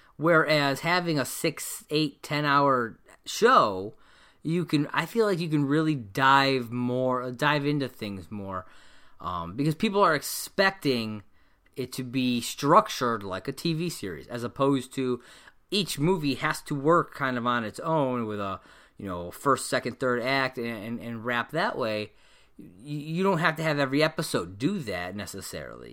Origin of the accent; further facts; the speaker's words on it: United States; I am American, I've, I've lived in this country my whole life.